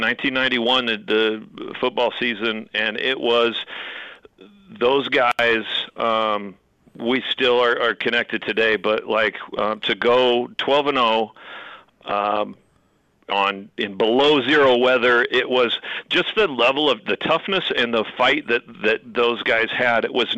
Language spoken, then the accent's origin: English; Spokane, Washington, United States; also born or lived in Corvallis, Montana / Mount Shasta, California; now in Butte, United States; I moved around a bunch of different places, but I grew up in Spokane, then moved to Corvallis, Montana, then Mount Shasta, California, and then Butte was where I ended up.